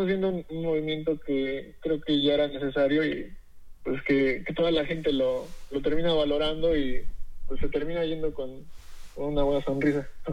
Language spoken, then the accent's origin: Spanish; Cuapiaxtla, Tlaxcala, Mexico; Yo soy de un pueblillo de, este, que se llama Coapiaxla, aquí en Tlaxcala